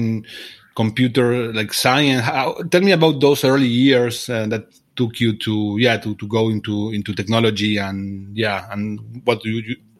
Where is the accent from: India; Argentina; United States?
Argentina; Of course, people know I am from Argentina.